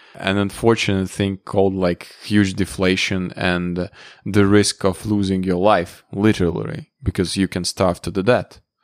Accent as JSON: {"language": "English", "country": "Latvia", "tie": "born or raised there", "said": "I was born in, uh, geographically speaking, I was born in Latvia."}